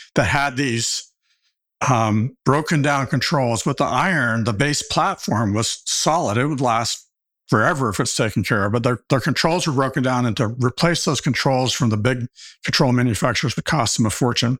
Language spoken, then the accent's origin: English; Arkansas, United States; also born or lived in Stanford, California; I came, came back to my home state of Arkansas where all my family has